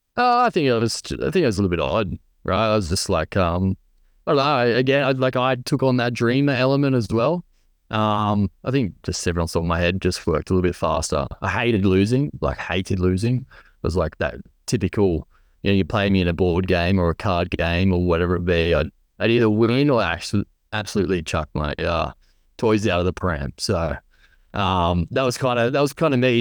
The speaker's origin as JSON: {"language": "English", "area": "Central Coast", "region": "New South Wales", "country": "Australia", "tie": "born or raised there", "said": "growing up on the Central Coast, uh, New South Wales"}